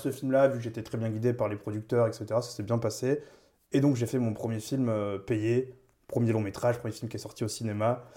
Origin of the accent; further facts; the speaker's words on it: Toulouse, Occitania, France; moved away as an adult; now in Paris, France; je viens de Toulouse, ça fait 8 ans maintenant que je suis à Paris